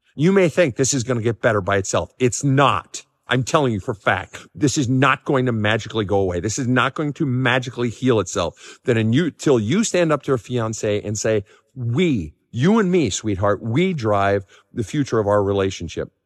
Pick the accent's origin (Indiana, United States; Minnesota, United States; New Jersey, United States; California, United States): Minnesota, United States; growing up in Minnesota